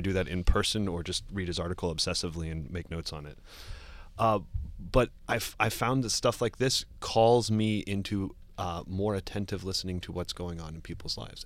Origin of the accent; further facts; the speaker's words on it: Cincinnati, Ohio, United States; moved away as an adult; now in New York, United States; I grew up in, uh, Cincinnati, Ohio